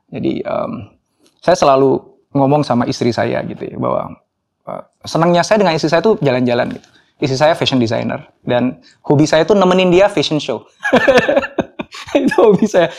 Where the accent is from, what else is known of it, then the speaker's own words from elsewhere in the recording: Jakarta, Indonesia; also born or lived in Solo / Yogyakarta; Saya lahir di Solo. Um, um, tapi hanya enam bulan. Setelah itu saya pindah ke Jogja. Ibu saya orang Solo, bapak saya orang Jogja. Saya tinggal hanya sampai umur satu tahun di Jogja, kemudian saya um, besar di Jakarta